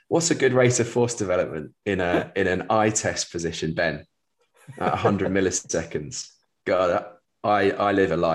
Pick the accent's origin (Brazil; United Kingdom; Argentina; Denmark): United Kingdom; England; as an Englishman working in the US with baseball teams